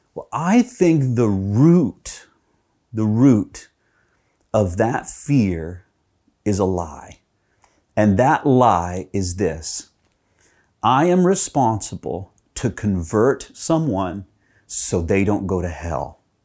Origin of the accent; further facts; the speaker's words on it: Texas, United States; when I was growing up in Texas